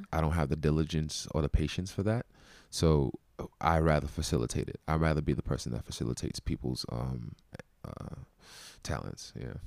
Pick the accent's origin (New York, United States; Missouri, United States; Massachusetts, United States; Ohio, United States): New York, United States; Brooklyn; I'm from Brooklyn, New York